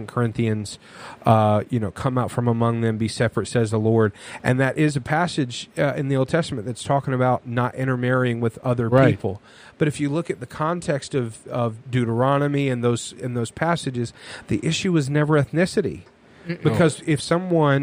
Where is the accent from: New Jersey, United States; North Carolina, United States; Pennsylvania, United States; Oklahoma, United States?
North Carolina, United States; I grew up in North Carolina